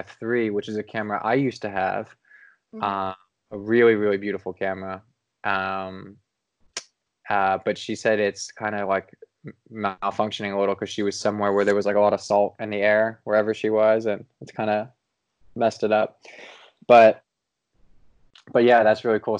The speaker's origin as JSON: {"language": "English", "town": "Cincinnati", "region": "Ohio", "country": "United States", "tie": "born or raised there", "moved": "yes", "said": "it was in my hometown in Cincinnati"}